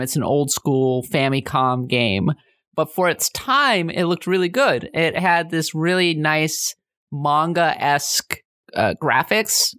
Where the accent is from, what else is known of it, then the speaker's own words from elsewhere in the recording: Minnesota, United States; I'm way more in touch with my German and Norwegian heritage because I'm from Minnesota